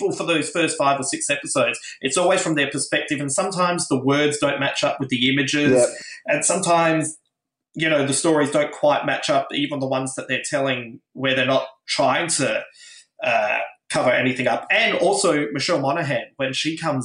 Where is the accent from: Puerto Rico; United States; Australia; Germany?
Australia; Adelaide, South Australia; moved away; originally I come from Adelaide